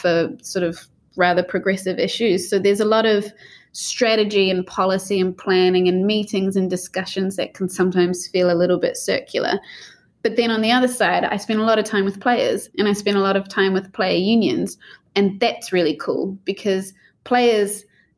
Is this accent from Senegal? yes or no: no; New Zealand; growing up in New Zealand